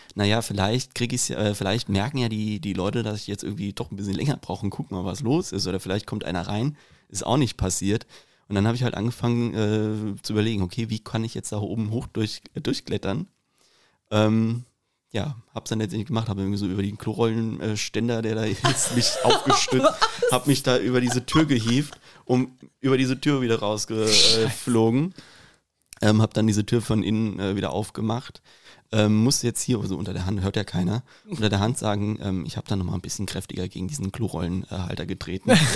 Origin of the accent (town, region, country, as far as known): Rüsselsheim, Hesse, Germany; accent: Hessian; also born or lived in Bavaria